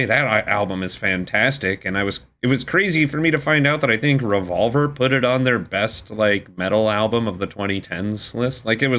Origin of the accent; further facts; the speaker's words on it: United Kingdom; I'm British.